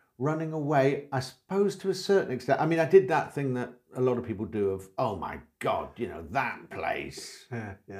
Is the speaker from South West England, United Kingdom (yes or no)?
yes; West Country, Devon, South West England, United Kingdom; moved away as an adult; also born or lived in London; as a kid growing up in the West Country, I certainly didn't, I suppose I thought, if I did think about it, that my life would be in Devon